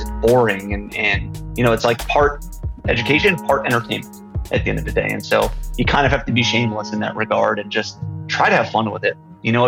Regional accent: New York, United States; So I'm from New York. My whole life, I grew up on Long Island. I'm a proud New Yorker, although I don't have much of an accent.

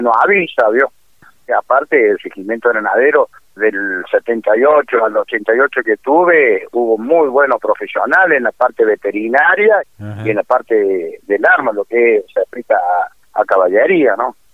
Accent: La Calera, Córdoba, Argentina; Yo soy de, la provincia de Córdoba, de la ciudad de La Calera

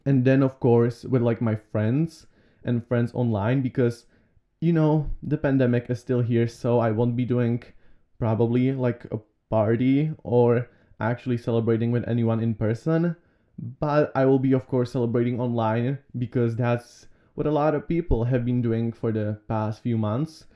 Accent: Slovakia; I was born here in Slovakia.

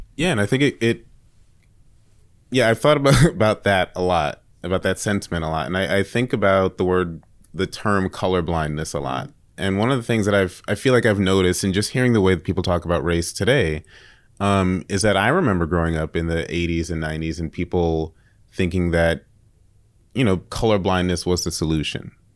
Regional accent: New York, United States; I grew up in New York, in the Bronx

